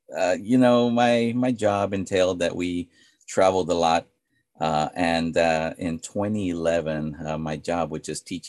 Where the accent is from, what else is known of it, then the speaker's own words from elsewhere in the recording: United States; Because we are Hispanic. You know, I was born in America. My wife was born in America. My kids are American. They're born in San Antonio. But, you know, our heritage is Hispanic.